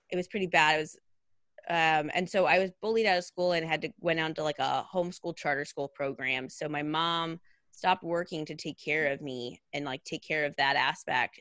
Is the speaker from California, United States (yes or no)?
yes; Redding, California, United States; I grew up in Redding, California